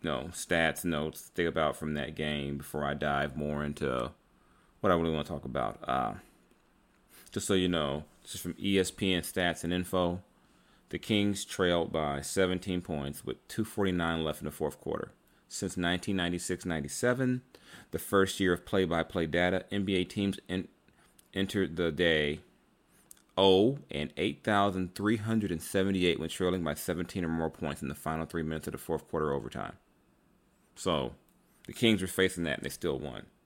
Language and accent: English; Bahamas; Growing up in the Bahamas, Kobe was that guy who made you believe. He helped me get out.